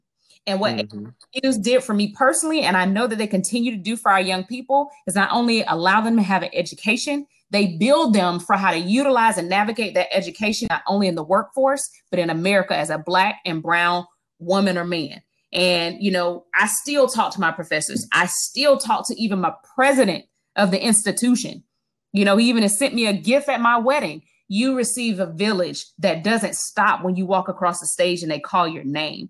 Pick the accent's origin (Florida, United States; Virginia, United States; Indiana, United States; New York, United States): Florida, United States; Tallahassee; So I grew up and I'm from Tallahassee, Florida, and right outside of Tallahassee, Florida, in in Gadsden County